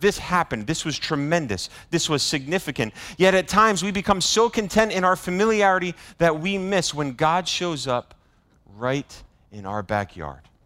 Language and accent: English; Bristol, Rhode Island, United States; moved away; my hometown of Bristol